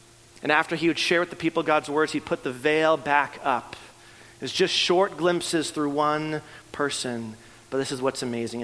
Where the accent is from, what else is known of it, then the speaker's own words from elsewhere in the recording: Canada; moved away; I'm from Canada, and so I grew up playing hockey